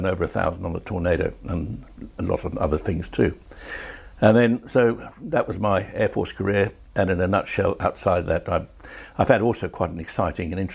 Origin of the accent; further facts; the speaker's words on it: South Africa; moved away as an adult; I grew up in South Africa and actually joined the RAF from South Africa